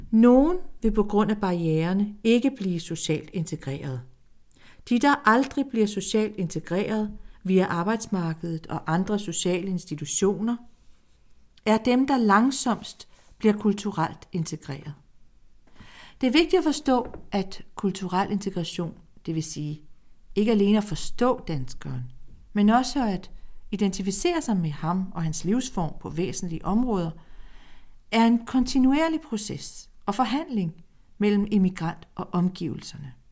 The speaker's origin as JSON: {"language": "Danish", "country": "Greece", "moved": "yes", "lives_now": "Denmark", "said": "I 1960'erne rejste jeg ud som græker og er nu mange dialoger senere mellem min græske sjæl og min danske sjæl en græsk dansker. I Grækenland bliver jeg set som en dansk græker."}